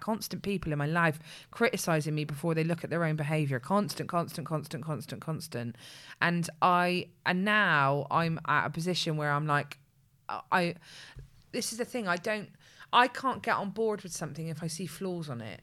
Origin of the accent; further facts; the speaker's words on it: Bristol, South West England, United Kingdom; the two of us are not only from Bedmin-, uh, are not only from Bristol, but we're from Bedminster